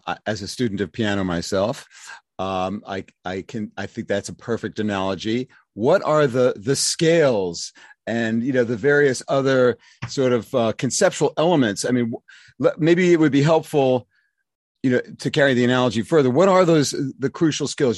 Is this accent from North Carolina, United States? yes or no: no; New York City, New York, United States; when I was growing up in the New York City public schools in the nineteen sixties